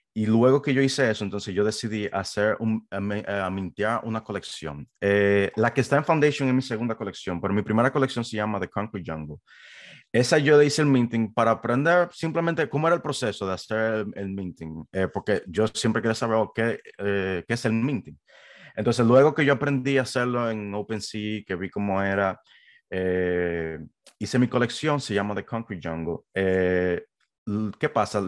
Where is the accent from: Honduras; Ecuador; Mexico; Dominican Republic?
Dominican Republic; moved away as an adult; also born or lived in New York, United States; now in United States; originalmente yo soy de la República Dominicana